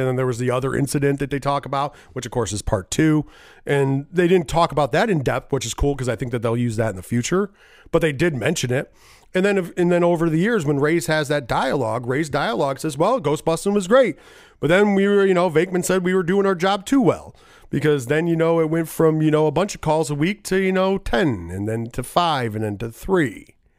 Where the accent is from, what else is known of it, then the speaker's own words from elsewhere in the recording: New York, United States; I am a New Yorker